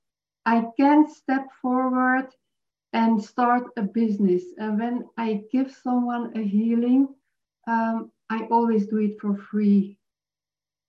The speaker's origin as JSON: {"language": "English", "country": "Belgium", "second_language": "English", "said": "I'm from Belgium and I speak a little bit English, but I understand more than I speak."}